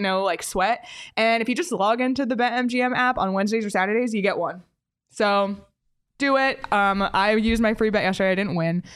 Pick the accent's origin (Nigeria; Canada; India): Canada; I grew up in Canada